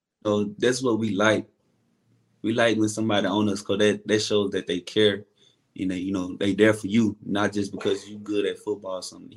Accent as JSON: {"language": "English", "town": "Kentwood", "region": "Louisiana", "country": "United States", "tie": "born or raised there", "said": "Kentwood, Louisiana. It's like an hour away from Baton Rouge in New Orleans."}